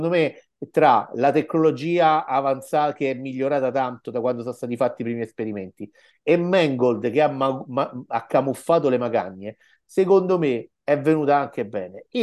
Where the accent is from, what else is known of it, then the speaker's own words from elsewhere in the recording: Rome, Lazio, Italy; Dicevo, da romano e romanista sono molto orgoglioso perché gli antichi romani hanno fatto il culo così ai nazisti